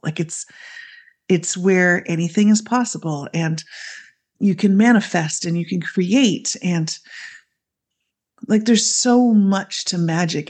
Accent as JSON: {"language": "English", "country": "Canada", "tie": "born or raised there", "said": "I grew up in Canada, I still live in Canada, so I'm, I'm the Canadian on the team."}